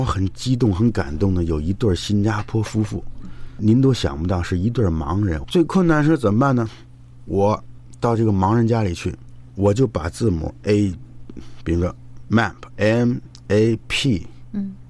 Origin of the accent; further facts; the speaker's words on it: China; 他知道我来自中国，